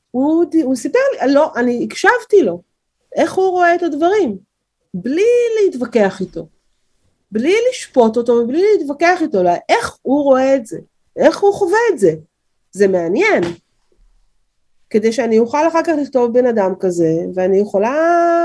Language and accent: Hebrew; Israel; אני גדלתי פה, נולדתי פה, חינכתי פה